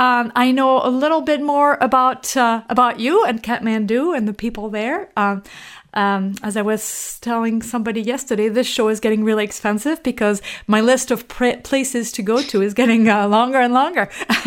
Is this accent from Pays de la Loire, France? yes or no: no; Normandy, France; English is a second language; now in Minneapolis, United States; I'm from Normandy.